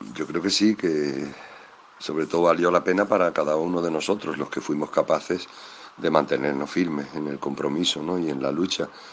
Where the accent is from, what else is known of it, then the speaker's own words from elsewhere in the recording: Extremadura, Spain; de aquella mi Extremadura, de ese niño que era yo